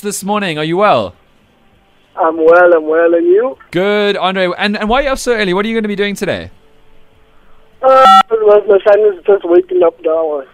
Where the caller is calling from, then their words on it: Port Elizabeth, Eastern Cape, South Africa; I'm calling from Port Elizabeth